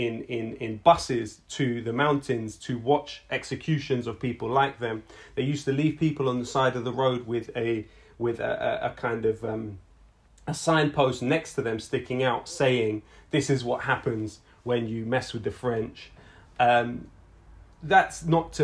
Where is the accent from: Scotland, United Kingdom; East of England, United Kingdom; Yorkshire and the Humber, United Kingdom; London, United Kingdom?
London, United Kingdom; we're from London